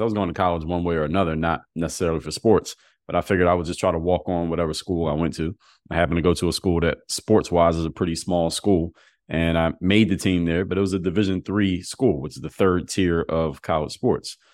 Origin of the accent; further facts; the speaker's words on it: Philadelphia, Pennsylvania, United States; moved away as an adult; also born or lived in Altoona, Pennsylvania; now in Miami, United States; I live in Miami now, but I'm from Philadelphia.